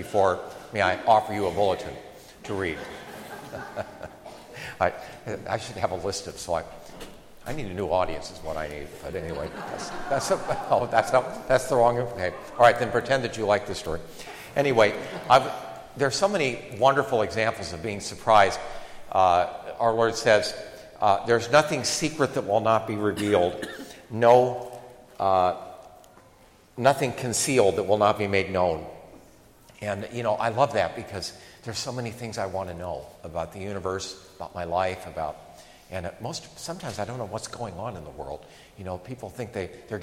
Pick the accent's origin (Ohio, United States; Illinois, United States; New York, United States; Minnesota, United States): Ohio, United States; Akron; moved away; I enjoyed growing up in Akron